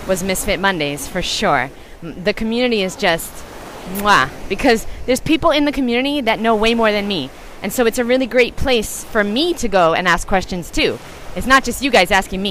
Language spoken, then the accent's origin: English; New York, United States; moved away; I was born in New York